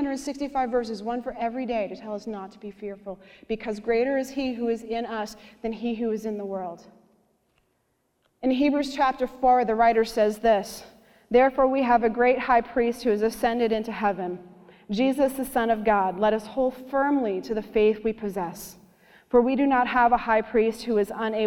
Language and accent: English; Canada; I'm Canadian